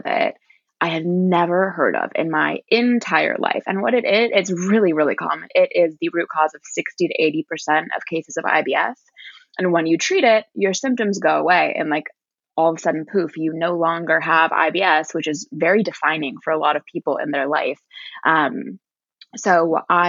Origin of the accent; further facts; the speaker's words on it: Washington, District of Columbia, United States; moved away; also born or lived in Virginia; I grew up in Washington, D.C.